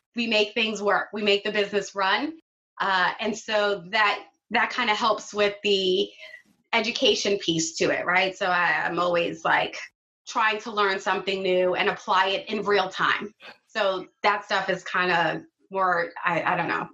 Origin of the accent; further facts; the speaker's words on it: New York City, New York, United States; I grew up in Flatbush